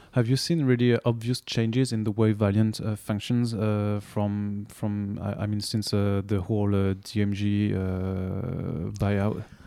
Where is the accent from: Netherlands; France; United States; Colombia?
France; accent: French; English is a second language; my French accent